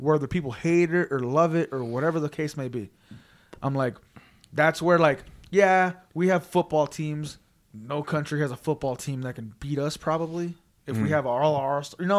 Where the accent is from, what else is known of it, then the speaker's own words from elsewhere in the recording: Las Vegas, Nevada, United States; We're all from Vegas. We all live here